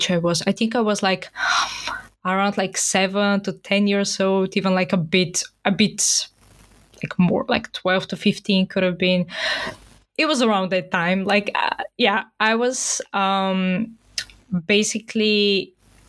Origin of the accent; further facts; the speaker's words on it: Bulgaria; moved away; And as I'm originally from Bulgaria, I have like a Christianity upbringing.